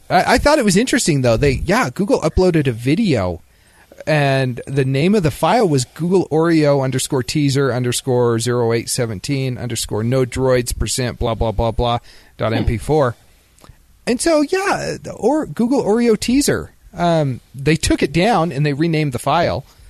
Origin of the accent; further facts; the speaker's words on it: Idaho, United States; moved away; I'm from Idaho, man.